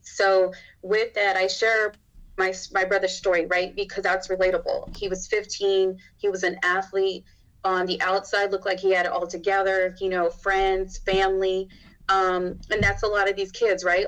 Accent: Arizona, United States; moved away as an adult; now in Texas, United States; I'm from Arizona

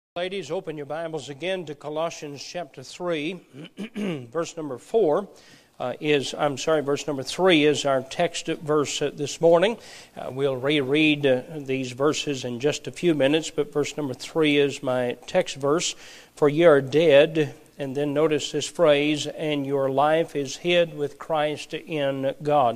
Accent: Perry County, Appalachia, Kentucky, United States; My wife and I both grew up in Appalachia. She grew up in Knott County. I grew up in Perry County

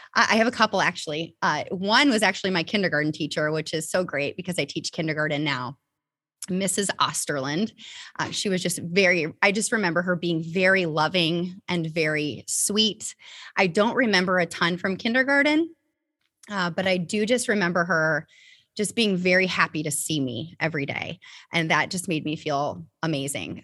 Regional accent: Topeka, Indiana, United States; I grew up in a very, very small town called Topeka, Indiana.

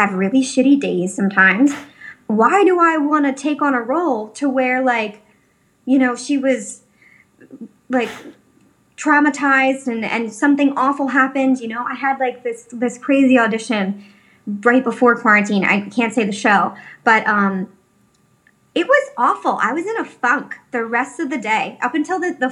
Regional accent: Philadelphia, Pennsylvania, United States; moved away as an adult; now in Los Angeles, United States; I'm from Northeast Philadelphia, where like majority of my friends have, or people that I went to high school

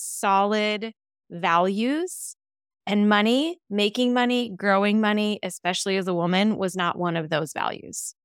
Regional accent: Las Vegas, Nevada, United States; also born or lived in Henderson, Nevada; I'm born and raised in Las Vegas. Grew up in the northwest side of town, went to Cheyenne High School

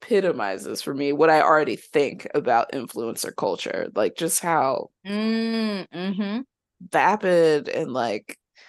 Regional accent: Brooklyn, New York, United States; Well, yeah, they kind of like, you know, I'm real New Yorkers kind of deal. I'm from Brooklyn.

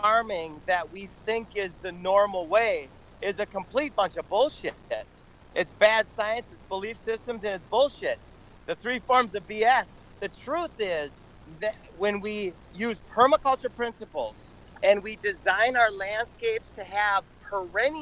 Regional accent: Minnesota, United States; moved away as an adult; also born or lived in Hawaii; now in Central Florida, United States; I grew up in Minnesota

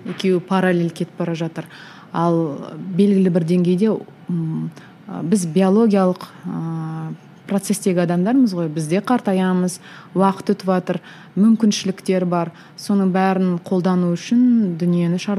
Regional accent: Kazakhstan; қазақ болғаным үшін

